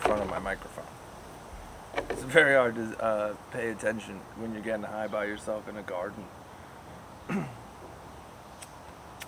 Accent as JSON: {"language": "English", "country": "United States", "said": "as an Irish American"}